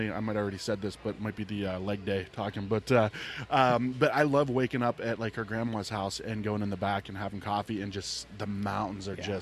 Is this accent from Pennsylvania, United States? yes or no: no; Ohio, United States; I'm from Ohio.